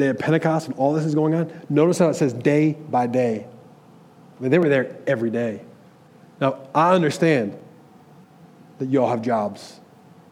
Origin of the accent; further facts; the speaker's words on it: Michigan, United States; I'm from Michigan.